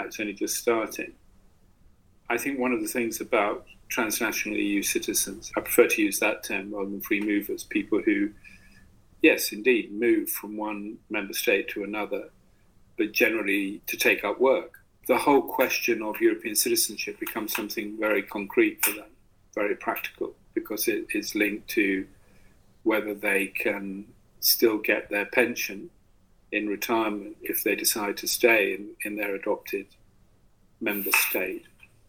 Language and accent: English; United Kingdom; that make me special because I'm British